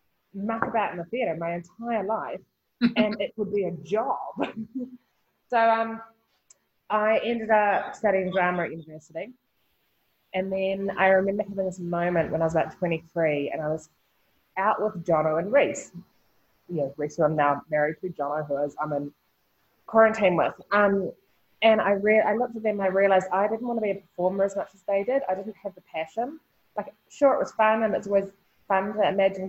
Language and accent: English; Nelson, New Zealand; Born and raised in Nelson, which is, you know, in the 70s and 80s was a hugely artistic, hippie community.